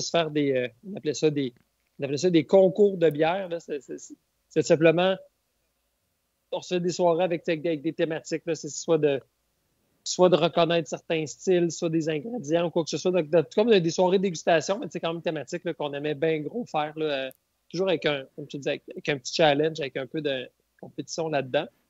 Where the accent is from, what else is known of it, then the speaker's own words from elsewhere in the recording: Bas-Saint-Laurent, Quebec, Canada; moved away as an adult; now in Baie-Comeau, Canada; je suis originaire du Bas-Saint-Laurent.